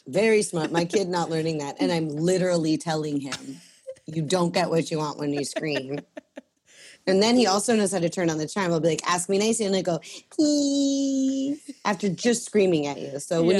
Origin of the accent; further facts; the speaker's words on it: Sudbury, Ontario, Canada; also born or lived in Chicago, Illinois, United States / Sarasota, Florida, United States; my mom found a Canadian, and she married him, so she moved us to Sudbury. So I moved from Sarasota, Florida, to Sudbury, Ontario.